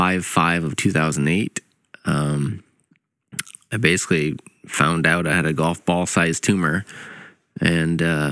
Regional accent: Indiana, United States; also born or lived in Canada; I was born in Canada, grew up in Indiana.

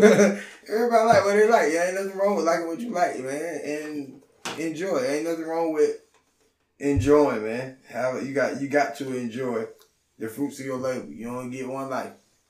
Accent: Auburn, Georgia, United States; I'm from Atlanta, nigga. I'm from Auburn.

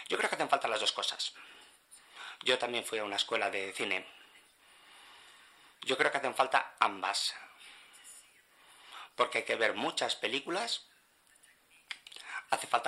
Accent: Colombia; Yo no soy de España, yo soy colombiana.

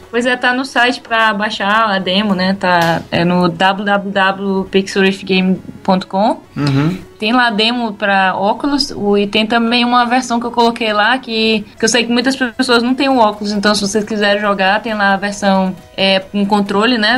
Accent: Maranhão, Brazil; moved away as an adult; now in England, United Kingdom; eu vim assim do Maranhão

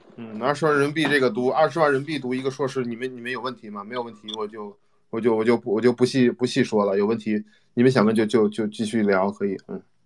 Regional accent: China; now in United States; 我是中国人，我是中国人

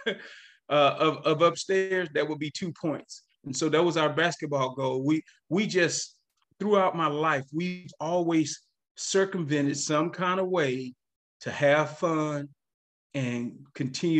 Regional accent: Eagle Lake, Texas, United States; also born or lived in Oak Cliff, Dallas, Texas; So when I got to the sixth grade, that's when we moved back to my hometown.

